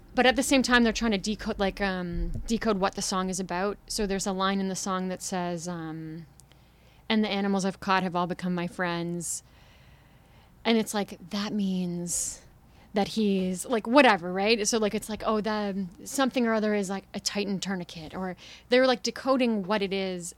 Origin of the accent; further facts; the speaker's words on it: Toronto, Ontario, Canada; moved away as an adult; I'm from here, I'm from Toronto, but I haven't been living here for a few years.